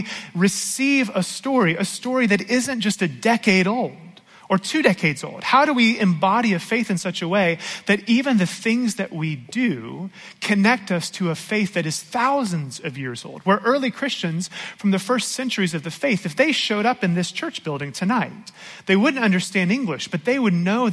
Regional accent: Georgia, United States; I grew up here in Georgia

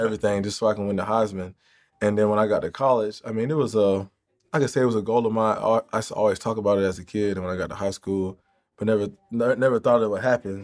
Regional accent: Jacksonville, Florida, United States; I grew up in Jacksonville

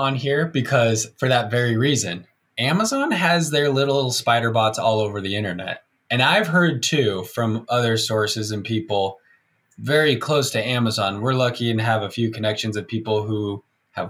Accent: Provo, Utah, United States; I got 10 friends that live here in Provo, like in my hometown

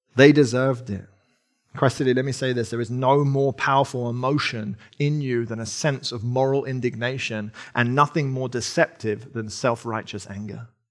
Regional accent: England, United Kingdom; accent: English; Sarah and I, if you can't tell from my accent and the way that I say wrath instead of wrath, um, we're, we're English

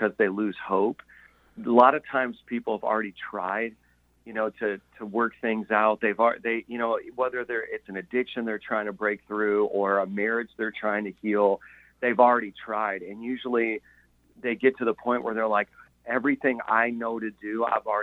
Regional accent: Indiana, United States; moved away as an adult; now in New York City, United States; We're from Indiana, so I always tell everyone we're half hillbilly. we're just simple people from, you know, there were cornfields in our neighborhood

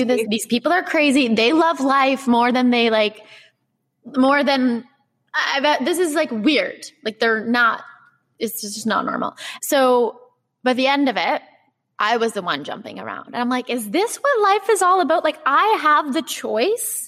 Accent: Halifax, Nova Scotia, Canada; moved away as an adult; also born or lived in Los Angeles, United States; I need to bring this to my hometown

